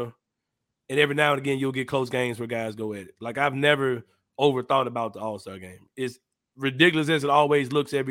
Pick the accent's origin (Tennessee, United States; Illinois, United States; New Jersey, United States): Tennessee, United States; Memphis; born or raised there